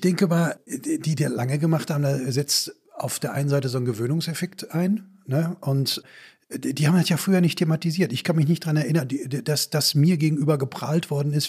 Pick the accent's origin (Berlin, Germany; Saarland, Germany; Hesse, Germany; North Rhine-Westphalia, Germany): North Rhine-Westphalia, Germany; Bochum; in Bochum, wo ich herkomme, hat die letzte Zeche 1973 zugemacht